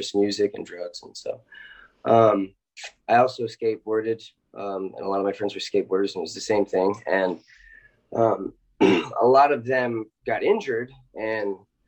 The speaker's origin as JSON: {"language": "English", "town": "Los Angeles", "region": "California", "country": "United States", "tie": "born or raised there", "said": "I'm from Los Angeles originally"}